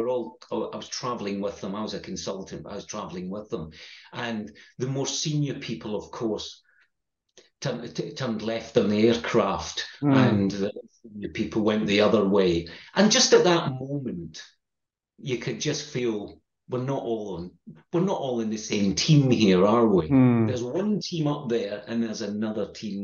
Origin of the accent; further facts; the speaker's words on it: Scotland, United Kingdom; accent: Scottish; my Scottish accent